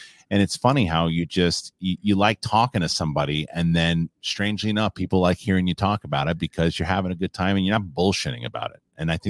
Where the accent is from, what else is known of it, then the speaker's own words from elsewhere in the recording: New York City, New York, United States; also born or lived in Long Island; I'm from Queens